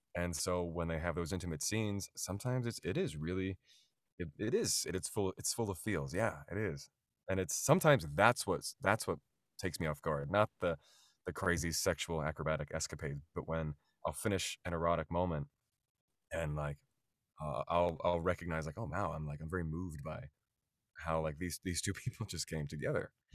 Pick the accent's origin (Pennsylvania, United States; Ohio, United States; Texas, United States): Pennsylvania, United States; outside of Philadelphia; moved away as an adult; now in New York City, United States; I grew up outside of Philadelphia in the suburbs